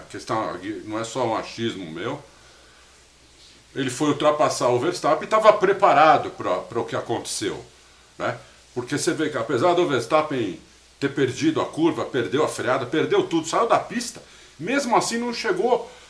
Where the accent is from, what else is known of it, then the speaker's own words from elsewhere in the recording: São Paulo, Brazil; eu sou paulista, torço para time de São Paulo